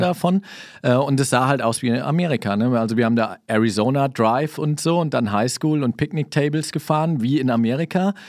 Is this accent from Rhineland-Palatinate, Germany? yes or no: yes; Kaiserslautern, Rhineland-Palatinate, Germany; also born or lived in Saarland; Ich bin in Kaiserslautern geboren, ähm, war dann im Saarland, hab da studiert.